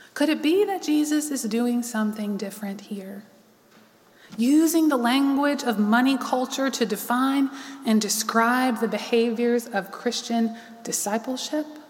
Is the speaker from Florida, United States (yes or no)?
no; Charlotte, North Carolina, United States; also born or lived in Raleigh; I lived here all my life.